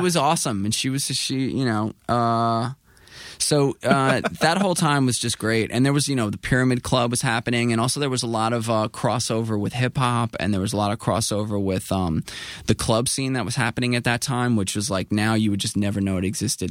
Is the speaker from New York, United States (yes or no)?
yes; New York City, New York, United States; I was coming from Queens and, um, from, uh, at that time I was living in Astoria with my mom